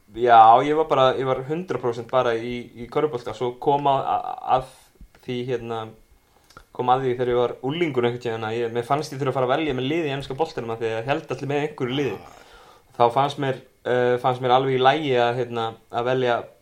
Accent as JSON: {"language": "Icelandic", "town": "Keflavík", "region": "Southern Peninsula", "country": "Iceland", "said": "ég var nú úr Keflavík, eða er úr Keflavík"}